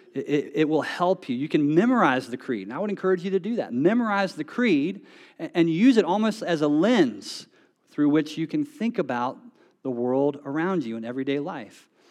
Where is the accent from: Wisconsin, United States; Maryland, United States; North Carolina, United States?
North Carolina, United States; moved away as an adult; now in Texas, United States; I grew up in North Carolina